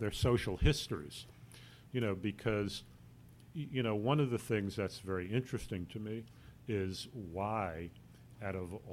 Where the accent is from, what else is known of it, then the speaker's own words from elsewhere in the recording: New York City, New York, United States; I grew up in the Bronx